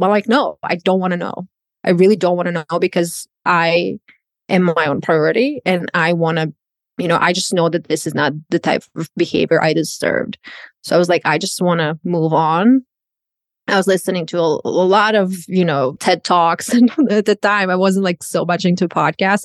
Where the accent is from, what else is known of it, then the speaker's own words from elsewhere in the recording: Croatia; English is a second language; moved away as an adult; now in United States; I'm a born and raised in Croatia